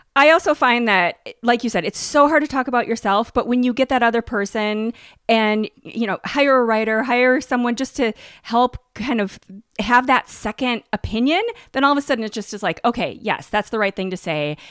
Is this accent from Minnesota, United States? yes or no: yes; Minnesota, United States; I grew up in Minnesota